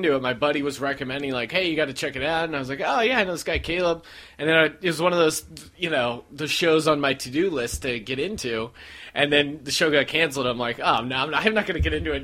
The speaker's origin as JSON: {"language": "English", "town": "Bethlehem", "region": "Pennsylvania", "country": "United States", "moved": "yes", "lives_now": "Los Angeles, United States", "said": "I'm from Bethlehem, outside of Philly"}